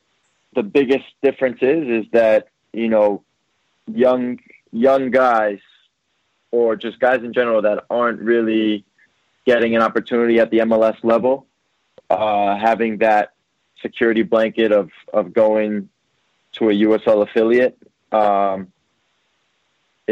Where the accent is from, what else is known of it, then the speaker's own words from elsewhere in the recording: New Jersey, United States; I played with his younger brother growing up in Jersey.